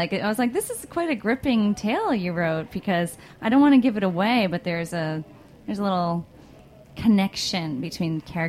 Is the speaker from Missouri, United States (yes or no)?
no; New York City, New York, United States; as a New Yorker, I'm like, no way.